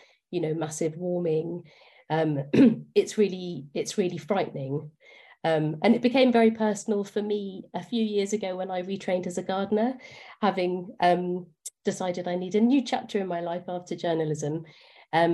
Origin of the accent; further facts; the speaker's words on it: London, United Kingdom; I grew up in Acton, inner city Acton